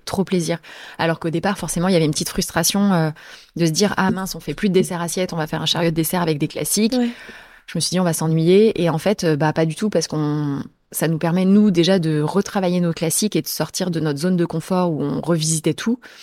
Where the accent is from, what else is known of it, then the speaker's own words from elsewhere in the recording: Sarthe, Pays de la Loire, France; also born or lived in Angers, Anjou; now in Paris, France; je suis née dans la Sarthe